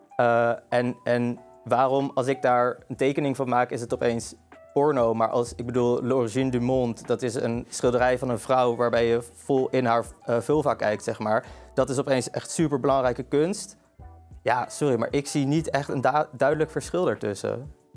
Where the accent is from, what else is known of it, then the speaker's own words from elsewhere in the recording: Amsterdam, North Holland, Netherlands; ik kom uit Amsterdam. Ik ben geboren en getogen Amsterdammer.